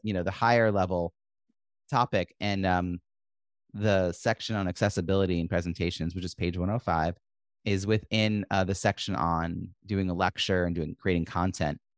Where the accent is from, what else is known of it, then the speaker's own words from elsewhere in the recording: New York, United States; I'm raised New Yorker